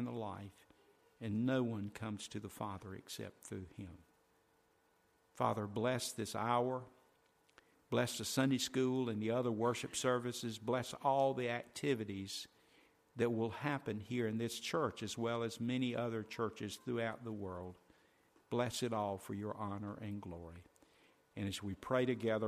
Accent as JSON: {"language": "English", "country": "United States", "said": "being an American"}